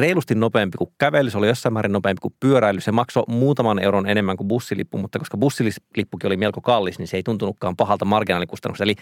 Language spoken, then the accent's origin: Finnish; Joensuu, North Karelia, Finland; now in Helsinki, Finland; kun mä oon käynyt Joensuussa, josta mä oon siis kotoisin ja siellä sitten asun vanhempieni luona, joka ei ole ruutukaava-alueella